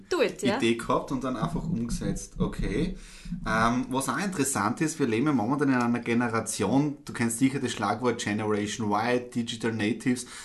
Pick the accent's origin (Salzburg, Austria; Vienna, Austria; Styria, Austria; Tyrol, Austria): Styria, Austria; ich komme ja aus der Südsteiermark, auf einem Bauernhof aufgewachsen sehr konservativ natürlich.